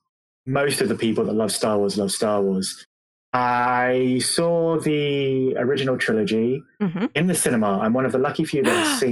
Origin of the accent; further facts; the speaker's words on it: England, United Kingdom; I'm mixed race, half Caribbean, half English. Technically, I'm actually half English, half German, because I was born in England. Mm. My dad's German. But yeah, the black side of me is from the Caribbean.